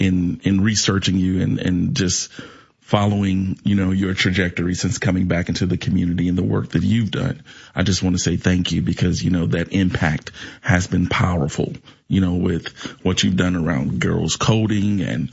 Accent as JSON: {"language": "English", "town": "East St. Louis", "region": "Illinois", "country": "United States", "tie": "born or raised there", "said": "I'm one of 11 children. I'm from East St. Louis, Illinois. And I grew up in East St. Louis in the 90s"}